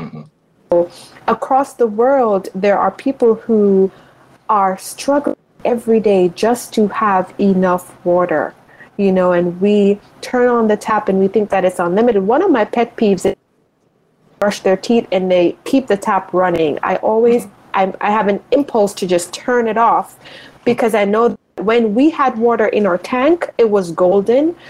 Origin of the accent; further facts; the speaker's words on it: Spur Tree, Manchester, Jamaica; now in United States; So I grew up in Jamaica, and I grew up in rural Jamaica, so a town, a city called Manchester, a little town called Spurtree